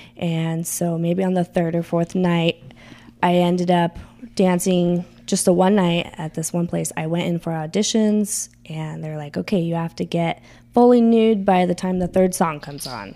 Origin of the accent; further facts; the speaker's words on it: California, United States; moved away as an adult; I grew up in California, but I didn't really get to experience Vegas because I left California when I was 18